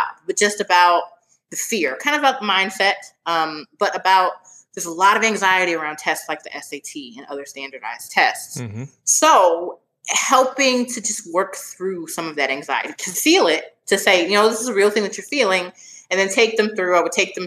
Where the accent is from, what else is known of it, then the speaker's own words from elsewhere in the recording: Philadelphia, Pennsylvania, United States; moved away as an adult; also born or lived in Washington, District of Columbia, United States; I'm from Philadelphia, so I went to high school in Philly, and then I was in DC for college